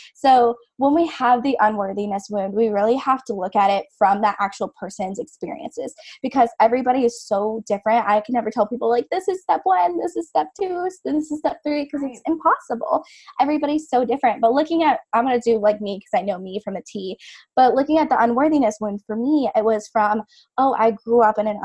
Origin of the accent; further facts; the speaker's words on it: the South, United States; I've been born and raised in the South.